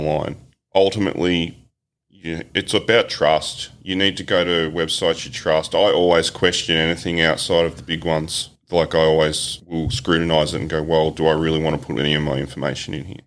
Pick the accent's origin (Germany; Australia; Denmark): Australia; as an Aussie